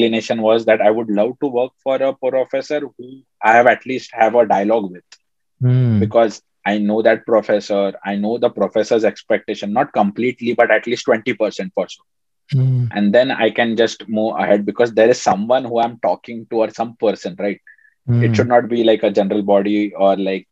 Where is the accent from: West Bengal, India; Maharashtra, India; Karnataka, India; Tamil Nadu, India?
Maharashtra, India; Mumbai; moved away as an adult; now in Rochester, United States; I come from Bombay. So, you know, like Bombay is pretty crowded.